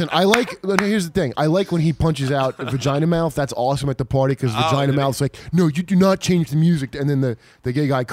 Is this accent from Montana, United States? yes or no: no; New Jersey, United States; where I grew up in Jersey